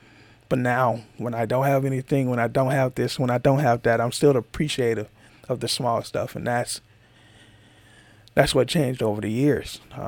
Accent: Georgia, United States; From where I come from, I'm from Georgia, so that's a whole different place where most people who are probably listening to this is from. A whole nother part of the United States.

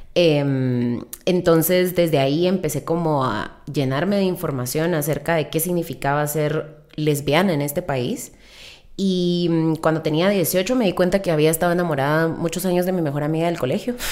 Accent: Mazatenango, Suchitepéquez, Guatemala; also born or lived in United States; now in Guatemala City, Guatemala; crecimos en Mazate.

